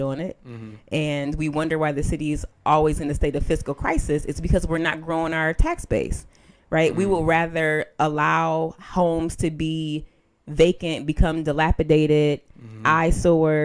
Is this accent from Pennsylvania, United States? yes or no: no; Buffalo, New York, United States; I'm from down the way, so I grew up on Bocce's on Clinton.